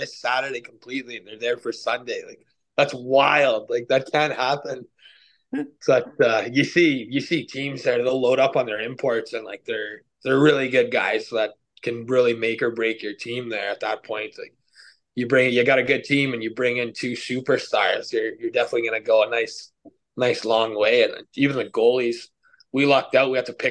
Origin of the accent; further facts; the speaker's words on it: Kitigan Zibi, Quebec, Canada; growing up here